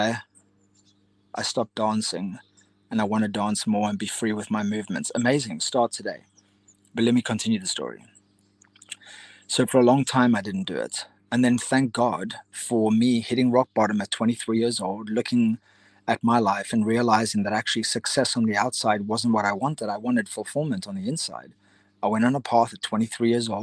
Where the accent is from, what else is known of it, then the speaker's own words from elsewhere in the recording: Cape Town, Western Cape, South Africa; I grew up in Cape Town, South Africa